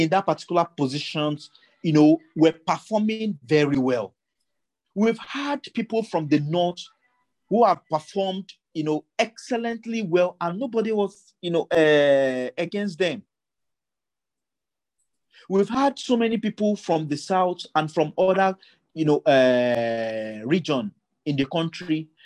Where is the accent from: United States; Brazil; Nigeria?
Nigeria; Ogugu, Kogi; my hometown in Ogugu